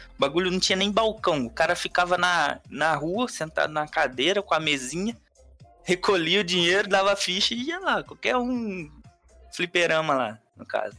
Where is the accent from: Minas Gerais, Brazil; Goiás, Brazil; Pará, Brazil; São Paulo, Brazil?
Minas Gerais, Brazil; eu sou de Minas Gerais